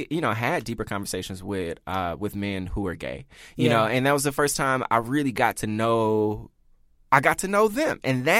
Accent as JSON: {"language": "English", "region": "the South", "country": "United States", "said": "Not just open to, like, oh, I'm going to get to know people from New York and I'm from the South, you know."}